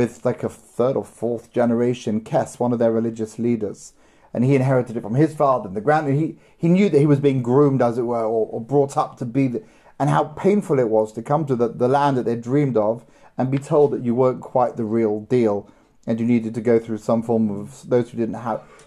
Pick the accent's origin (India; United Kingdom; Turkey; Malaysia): United Kingdom; London; I grew up in London